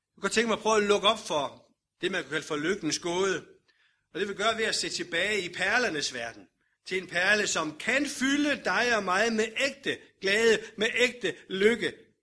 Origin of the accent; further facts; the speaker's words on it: Denmark